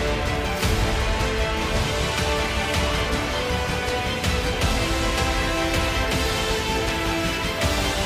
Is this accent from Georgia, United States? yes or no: no; New Hampshire, United States; my fellow New Hampshireite.